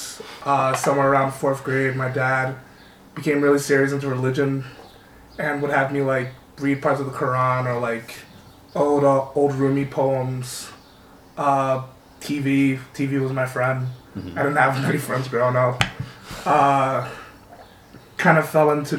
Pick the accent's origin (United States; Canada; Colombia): United States; Newark, New Jersey; also born or lived in Philadelphia; I was born in North New Jersey on New Year's Eve, 1985.